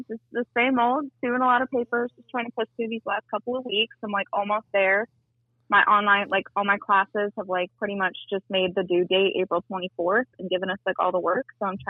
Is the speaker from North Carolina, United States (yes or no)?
yes; Stanford, North Carolina, United States; I'm from Stamford, North Carolina, so that's about an hour away from Raleigh.